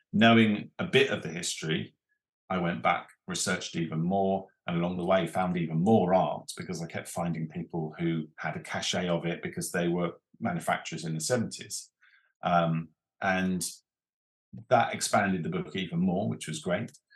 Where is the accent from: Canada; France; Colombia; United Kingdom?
United Kingdom; Reigate, South East England; Reigate and Red Hill is where I come from